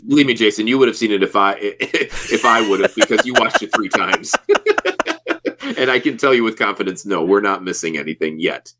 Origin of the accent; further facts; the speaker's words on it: Midwest, United States; us Midwesterners